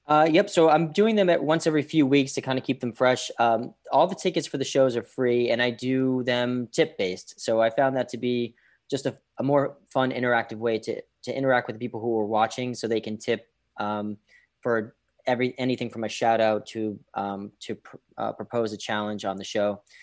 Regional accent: Boston, Massachusetts, United States; now in New York City, United States; I grew up in Boston

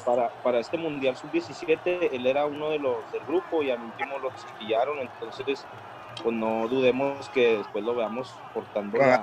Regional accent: Mexico; los mexicanos no tenemos esa cultura

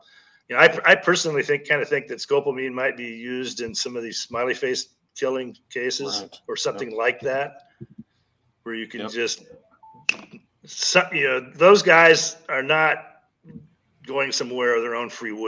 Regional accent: Kansas, United States; when I grew up in Kansas, it was tornado country

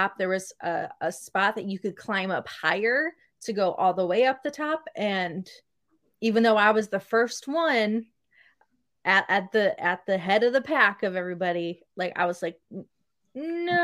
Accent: Midwest, United States; I didn't grow up in the mountains. I am from the Midwest.

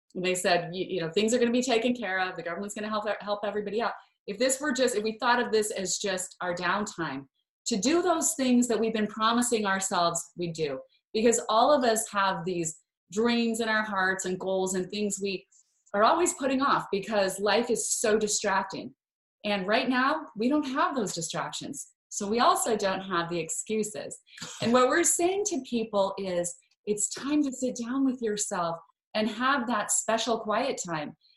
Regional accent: Idaho, United States; I was born and raised in Idaho, family of nine kids

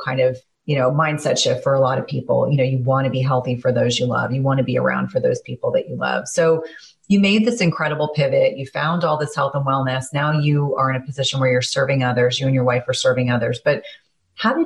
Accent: New Jersey, United States; also born or lived in South Carolina; I grew up in New Jersey, was born in South Carolina, but grew up in New Jersey

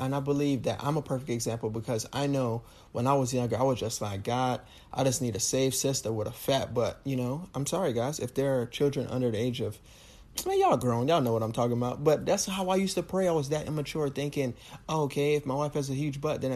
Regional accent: Jamaica; I'm Jamaican

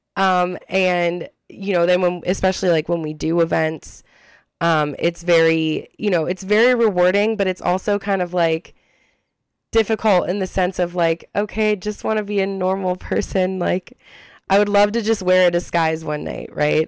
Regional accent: Ohio, United States; we're from Ohio

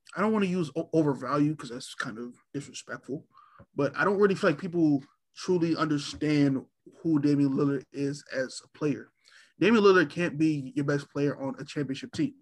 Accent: Virginia, United States; I'm originally from Virginia

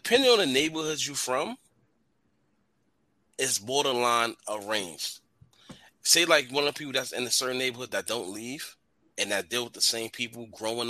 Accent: New York City, New York, United States; moved away; I'm from Edgemere

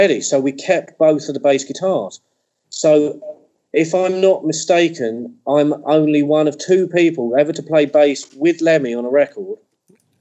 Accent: England, United Kingdom; being English

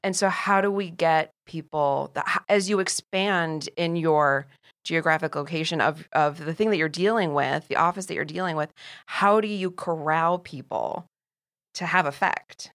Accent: Ohio, United States; moved away; I come from the Midwest

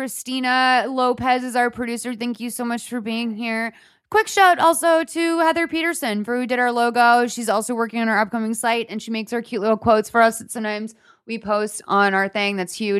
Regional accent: Ireland; I am Irish, so I'm constantly dry.

